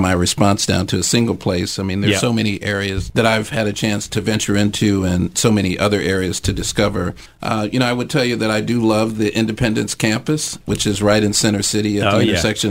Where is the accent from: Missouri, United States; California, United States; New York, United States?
Missouri, United States; St. Louis; also born or lived in London; now in Philadelphia, United States; I grew up in St. Louis